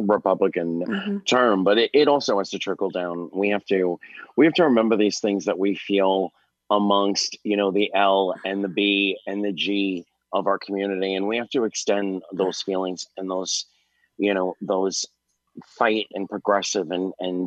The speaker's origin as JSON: {"language": "English", "town": "New York City", "region": "New York", "country": "United States", "tie": "born or raised there", "said": "I grew up in New York City"}